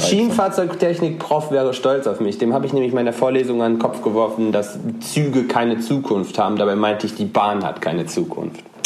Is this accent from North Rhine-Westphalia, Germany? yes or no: yes; North Rhine-Westphalia, Germany; now in Aachen, Germany; quer durch NRW durch und bin dann direkt zu Hause